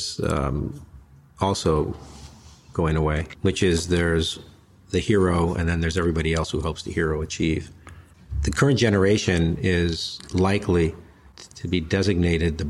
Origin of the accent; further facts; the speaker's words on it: Los Angeles, California, United States; growing up in Los Angeles